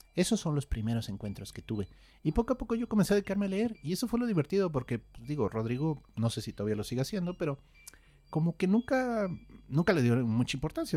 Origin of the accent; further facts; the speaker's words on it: Querétaro, Mexico; yo crecí en Querétaro